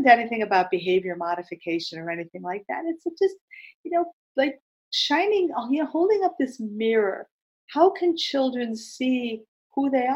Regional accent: East Coast, United States; I'm from the East Coast

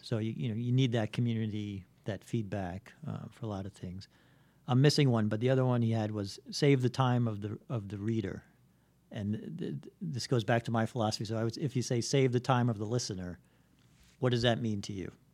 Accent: New York City, New York, United States; I grew up in Bayside

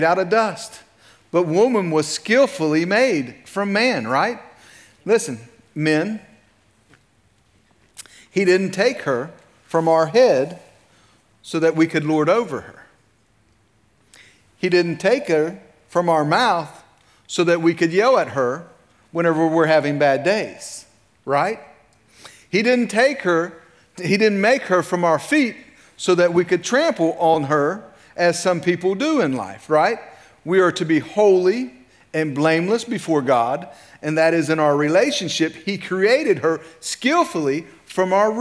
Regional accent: Clay County, West Virginia, United States; also born or lived in Medina County, Ohio; I was born in Medina County, Ohio, lived there till I was 5, moved to Clay County, West Virginia.

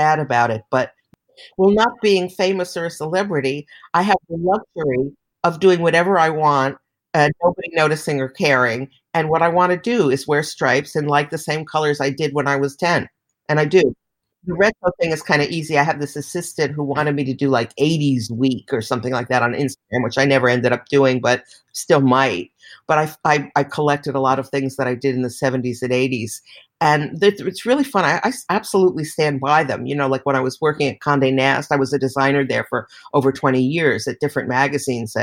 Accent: New York City, New York, United States; I came from Manhattan.

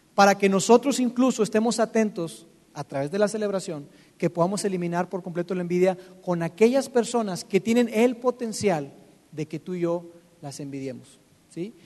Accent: Monterrey, Nuevo León, Mexico; los que estamos acá, que somos que somos regios.

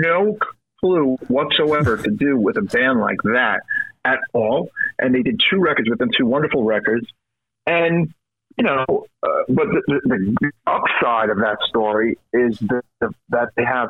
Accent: New York City, New York, United States; I'm from Brooklyn.

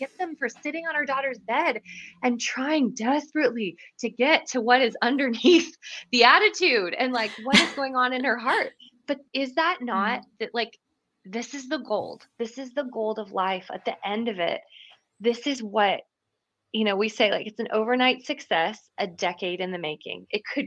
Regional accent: Canada; moved away as an adult; now in Franklin, United States; I'm Canadian originally

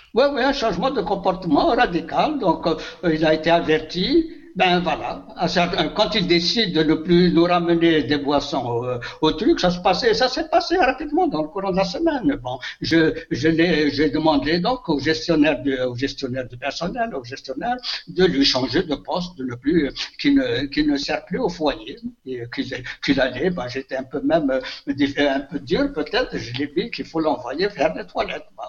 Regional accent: Elfley, near Béjaïa, Béjaïa Province, Algeria; Elfley, mais c'est mon village natal

